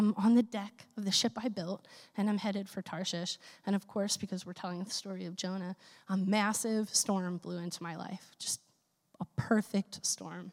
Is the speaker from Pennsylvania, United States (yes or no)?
yes; Philadelphia, Pennsylvania, United States; In the faith community that I grew up in Philadelphia, where I'm from